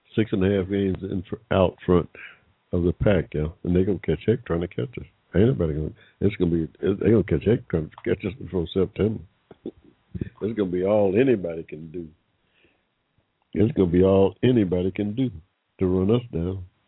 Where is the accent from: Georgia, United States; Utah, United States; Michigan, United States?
Georgia, United States; Henry County; I was born here in Georgia in 1945, yeah. Right in the middle of, I like to tell a story fondly, in the middle of a cotton field in Henry County, Georgia